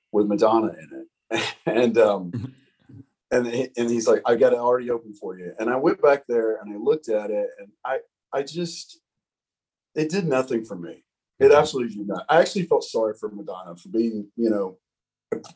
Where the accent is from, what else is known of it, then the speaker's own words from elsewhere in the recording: Alabama, United States; moved away as an adult; now in Denver, United States; as a kid, living in Alabama, I always had big dreams